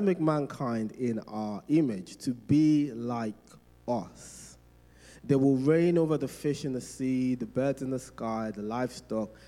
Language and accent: English; Nigeria; growing up in Nigeria.